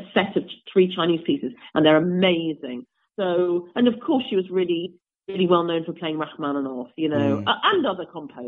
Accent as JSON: {"language": "English", "region": "England", "country": "United Kingdom", "said": "also because I was English and she thought I was some kind of rare specimen from the UK. She liked my accent."}